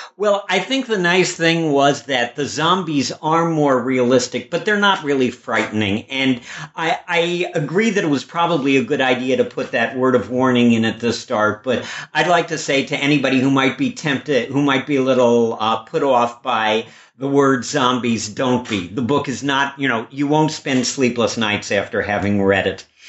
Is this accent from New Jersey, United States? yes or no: no; Chicago, Illinois, United States; I grew up in Chicago